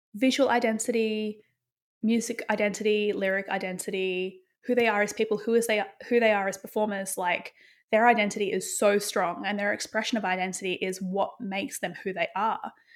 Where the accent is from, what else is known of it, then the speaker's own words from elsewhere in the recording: Bunbury, Western Australia, Australia; growing up in Western Australia in a place called Bunbury